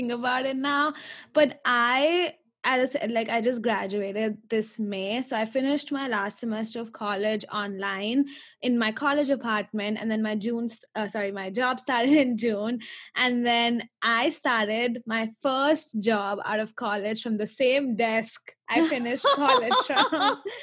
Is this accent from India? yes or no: yes; India; moved away as an adult; I'm originally from India and I've been here for 4 years.